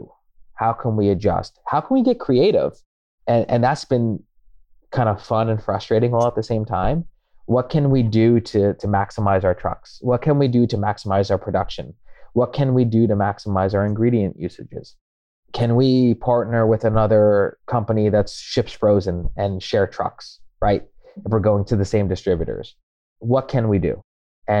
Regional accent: New Jersey, United States; now in New York, United States; I have family in Jersey. I grew up in Jersey

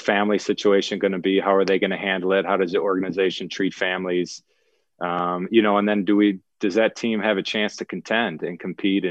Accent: Illinois, United States; now in Nashville, United States; coming back to the Midwest where I grew up in Illinois

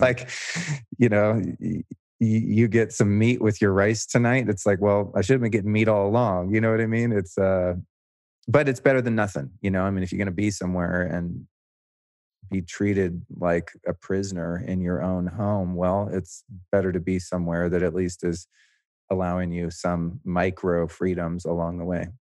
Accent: the Bay Area, California, United States; moved away as an adult; now in Austin, United States; I grew up in, uh, the Bay Area.

